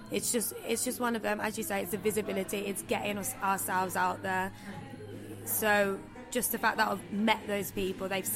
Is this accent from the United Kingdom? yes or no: yes; Birmingham, West Midlands, United Kingdom; I don't know whether it's just because it's my hometown